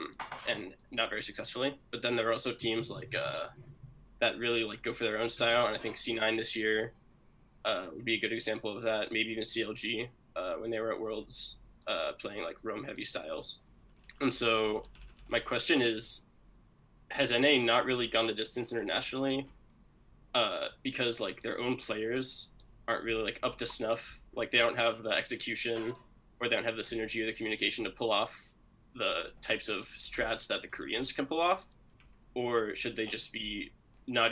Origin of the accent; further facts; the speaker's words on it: Boston, Massachusetts, United States; I'm from Boston